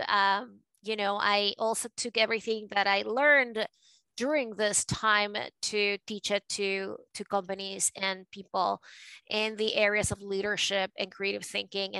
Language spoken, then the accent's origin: English; Caracas, Capital District, Venezuela; accent: a mix of New York and Latino; English is a second language; moved away as an adult; also born or lived in New York, United States; now in United States; I was born and raised in Caracas